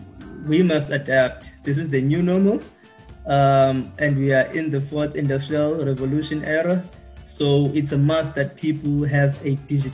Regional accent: South Africa; we as South African consumers

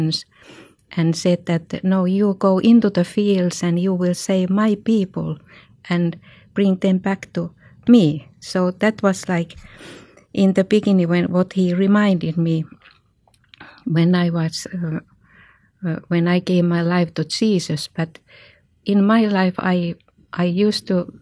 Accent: Finland; I come from Finland

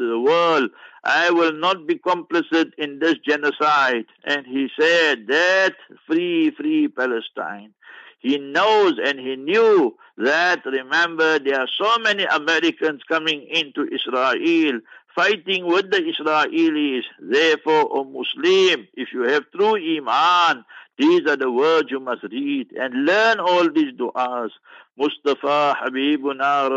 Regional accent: South Africa; I'm a South African

